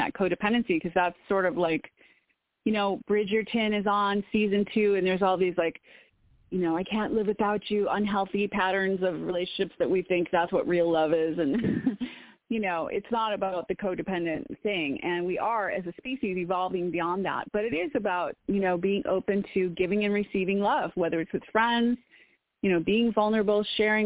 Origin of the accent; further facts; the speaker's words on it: Woodstock, Illinois, United States; moved away; I'm from Woodstock, Illinois, originally, which is pretty close to Wisconsin.